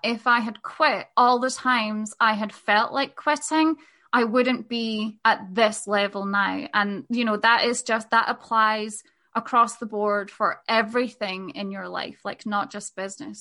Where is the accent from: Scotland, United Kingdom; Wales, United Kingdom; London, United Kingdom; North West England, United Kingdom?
Scotland, United Kingdom; moved away as an adult; also born or lived in Spain; we made the decision to move back to Scotland, which is where I'm from, from Spain.